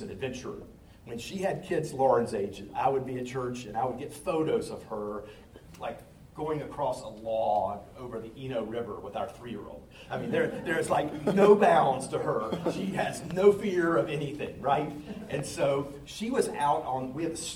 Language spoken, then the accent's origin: English; Charlotte, North Carolina, United States; my hometown, Charlotte